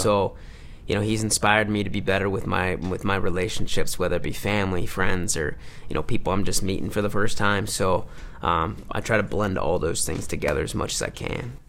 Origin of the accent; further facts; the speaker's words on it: Livonia, Michigan, United States; moved away; my hometown in Livonia, Michigan